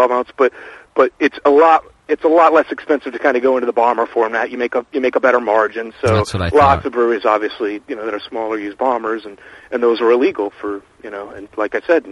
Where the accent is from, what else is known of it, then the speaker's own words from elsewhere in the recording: Tampa, Florida, United States; I'm born and raised in Tampa, lived here all my life